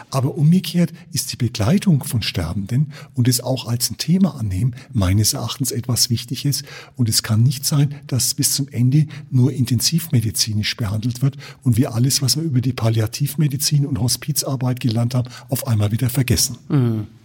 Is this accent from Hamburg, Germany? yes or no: no; Bogen, Bavaria, Germany; also born or lived in Nuremberg; Also ich bin geboren in Nürnberg, äh, fränkisch evangelisch-lutherisch geprägt. Bin als Kind aufgewachsen in Bogen in Niederbayern durch äh, Versetzung meines Vaters, katholisch.